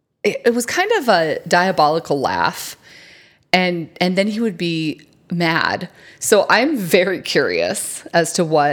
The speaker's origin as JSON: {"language": "English", "country": "United States", "said": "Apparently I'm from America."}